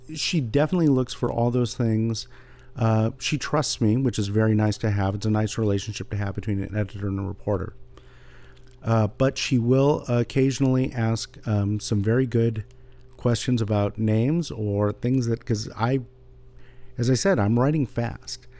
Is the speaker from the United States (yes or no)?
yes; San Jose, California, United States; also born or lived in Santa Barbara; I grew up in San Jose reading Lee Weimars like so many other people did